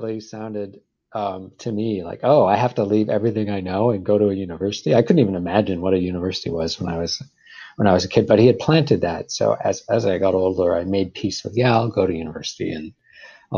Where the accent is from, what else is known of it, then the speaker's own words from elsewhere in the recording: Vancouver, British Columbia, Canada; also born or lived in Calgary; I went to Vancouver, which I considered kind of my hometown. It's where I live since I was a teenager.